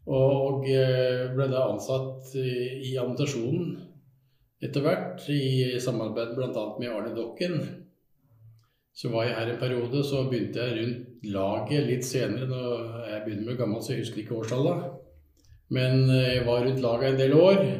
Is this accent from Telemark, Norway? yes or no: yes; Skien, Telemark, Norway; Da bodde jeg i Skien og Porsgrunn. Jeg er jo fra Skien.